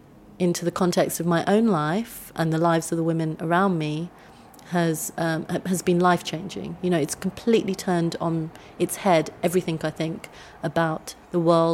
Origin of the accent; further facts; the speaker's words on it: India; So I grew up in a very white area. I'm Indian.